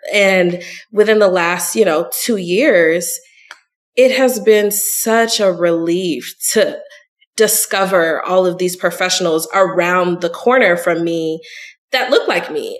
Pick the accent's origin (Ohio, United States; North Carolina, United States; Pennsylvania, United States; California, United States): California, United States; Long Beach; moved away as an adult; also born or lived in Sorrento, Italy; now in Atlanta, United States; I grew up in Southern California, which is a complete melting pot